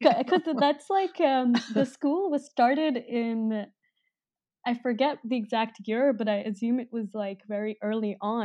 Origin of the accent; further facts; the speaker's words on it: Delhi, India; moved away as an adult; now in Bay Area, United States; I grew up in Delhi as a, as a teenager for, like, ten, fifteen years, and then I moved here